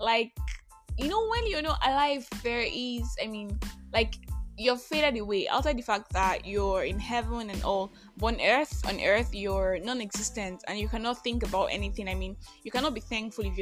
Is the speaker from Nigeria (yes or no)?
yes; Nigeria; I am that Nigerian Christian talkaholic